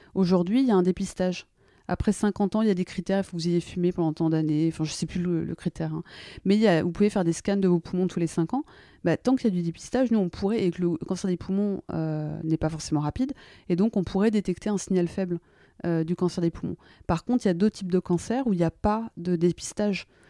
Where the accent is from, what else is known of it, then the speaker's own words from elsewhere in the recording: France; moved away as an adult; also born or lived in United States; je me sens très française et très américaine, donc c'est toujours très compliqué. Et moi, je suis partie, j'avais 26 ans de France